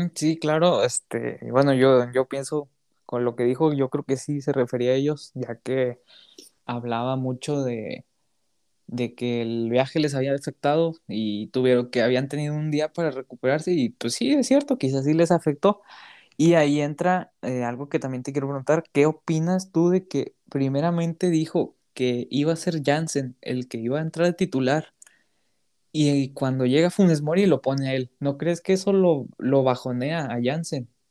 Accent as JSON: {"language": "Spanish", "country": "Mexico", "said": "pudiéndolo ver como mexicano"}